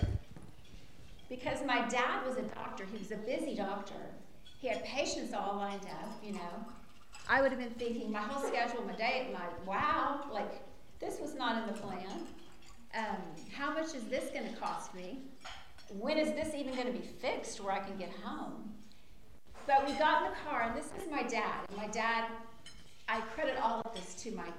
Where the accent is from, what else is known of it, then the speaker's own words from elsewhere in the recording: Lawton, Oklahoma, United States; moved away as an adult; also born or lived in Waco, Texas; I'm from Lawton, Oklahoma